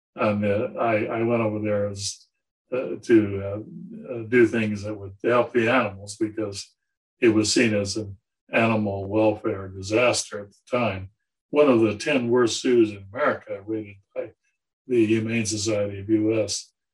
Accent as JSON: {"language": "English", "town": "San Diego", "region": "California", "country": "United States", "tie": "born or raised there", "also_born_or_lived": "Georgia", "moved": "as an adult", "said": "I grew up in San Diego"}